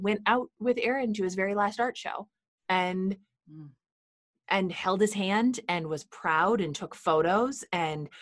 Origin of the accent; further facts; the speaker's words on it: Midwest, United States; where I grew up in the Midwest